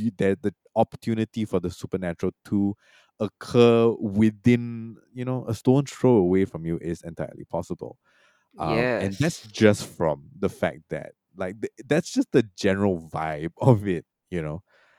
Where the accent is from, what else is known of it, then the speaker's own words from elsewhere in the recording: Singapore; also born or lived in Malaysia; I was born in Malaysia. I grew up mostly in Singapore, but I have spent a lot of time in Malaysia.